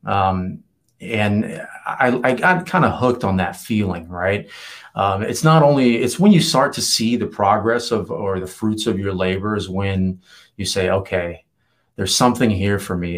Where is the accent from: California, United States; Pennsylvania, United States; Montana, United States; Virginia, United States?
Virginia, United States; moved away as an adult; also born or lived in Los Angeles; now in San Diego, United States; leave my hometown. I had to to get out of of Virginia